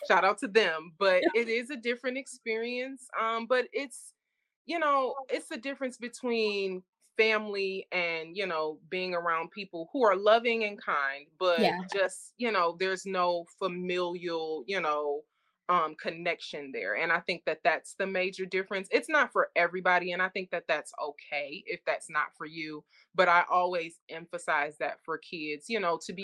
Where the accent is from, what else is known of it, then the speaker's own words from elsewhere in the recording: Detroit, Michigan, United States; growing up in Detroit, especially on the east side of Detroit